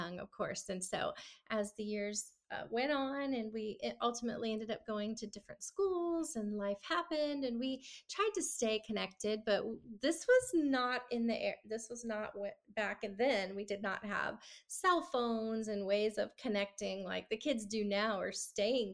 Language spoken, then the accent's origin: English; Clearwater, Florida, United States; moved away as an adult; also born or lived in Nashville, Tennessee / California; I grew up in Florida, Tampa Bay, Clearwater area, and lived there my whole life until I moved to Nashville, Tennessee